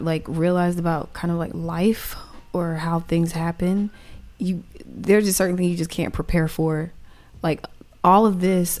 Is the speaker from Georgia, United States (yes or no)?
yes; Atlanta, Georgia, United States; I'm a Crawford Long baby.